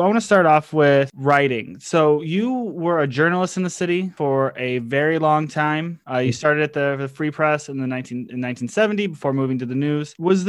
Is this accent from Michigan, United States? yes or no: yes; Detroit, Michigan, United States; Like, I'm from the East Side, and I did not live in that Detroit.